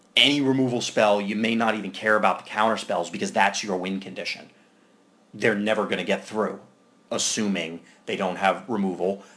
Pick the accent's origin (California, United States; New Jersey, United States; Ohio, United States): New Jersey, United States; I'm from Jersey.